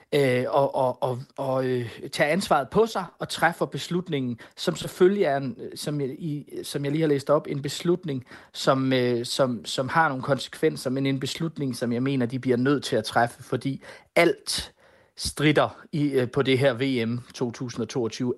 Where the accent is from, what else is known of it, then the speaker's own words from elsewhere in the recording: Denmark; Men nu er vi danskere